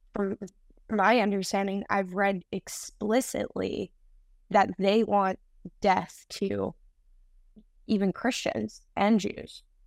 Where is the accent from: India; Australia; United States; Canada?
Canada; I'm from Canada